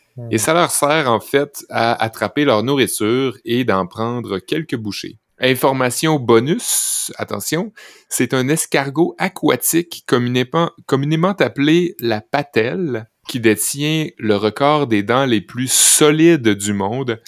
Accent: Saint-Fé, Quebec, Canada; Quand j'étais jeune à Saint-Fé

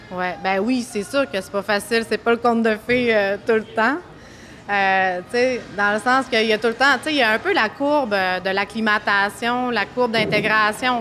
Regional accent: Saint-Henri-de-Taillon, Quebec, Canada; now in Saguenay, Canada; je suis originaire du lac Saint-Jean, à Saint-Henri-de-Taillon

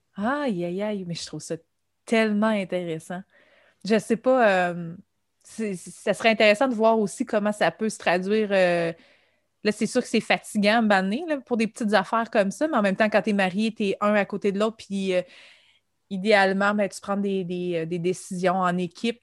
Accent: Quebec, Canada; en tant que Québécois

